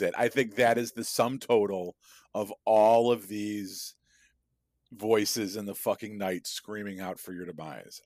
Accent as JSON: {"language": "English", "town": "Chicago", "region": "Illinois", "country": "United States", "said": "I'm from Chicago"}